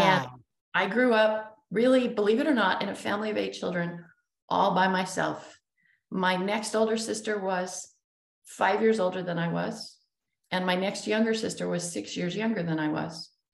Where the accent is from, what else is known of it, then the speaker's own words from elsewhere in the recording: Utah, United States; we grew up in Utah